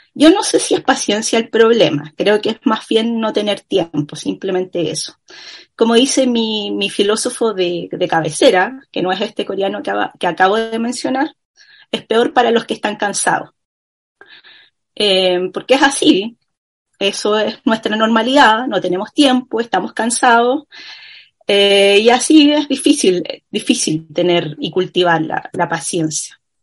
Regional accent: Chile; como chilenos que somos

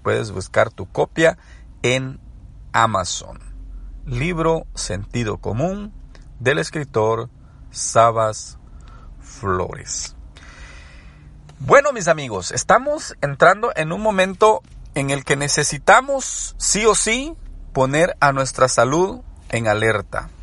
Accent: El Salvador; soy salvadoreño

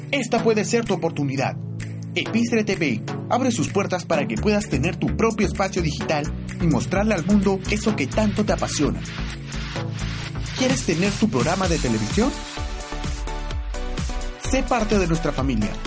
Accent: Arequipa, Peru; born there; Arequipa, Arequipa.

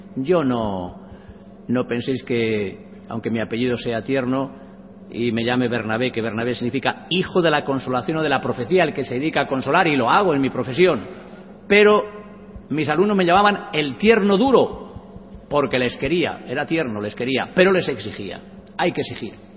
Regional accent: a village in Cuenca, Castilla-La Mancha, Spain; mi pueblo, un pueblo conquense con mil y pico habitantes. Y yo con ocho años

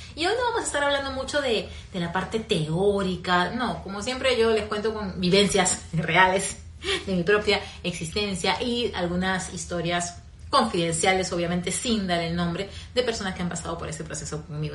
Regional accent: Peru; moved away; also born or lived in Caracas, Venezuela; Yo soy peruana, vivía en Perú

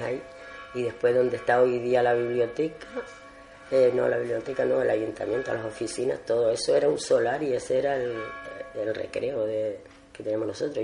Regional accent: Agaete, Canary Islands, Spain; born or raised there

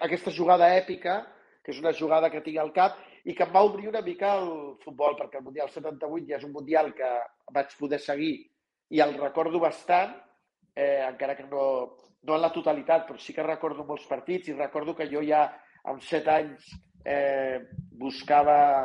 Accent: Catalonia, Spain; nosaltres som catalans i ens comuniquem en català

